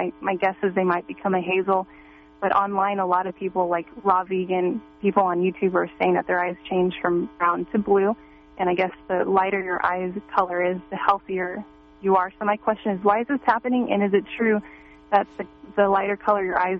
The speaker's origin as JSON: {"language": "English", "area": "San Francisco Bay Area", "region": "California", "country": "United States", "said": "I am from the San Francisco Bay Area."}